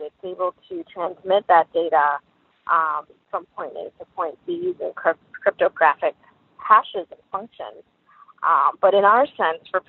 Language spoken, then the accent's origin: English; New York City, New York, United States; I grew up in New York City.